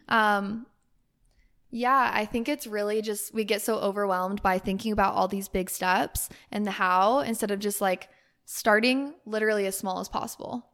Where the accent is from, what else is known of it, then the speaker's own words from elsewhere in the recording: Utah, United States; moved away; my family's in Utah